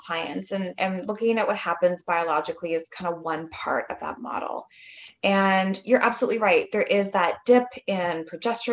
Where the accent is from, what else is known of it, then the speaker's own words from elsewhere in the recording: Canada; I'm from Canada